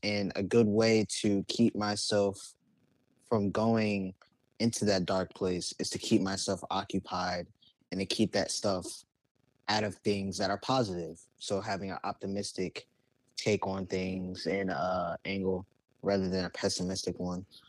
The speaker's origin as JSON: {"language": "English", "town": "Richmond", "region": "Virginia", "country": "United States", "tie": "born or raised there", "said": "I'm from Richmond, Virginia. Hell yeah. I was born and raised here"}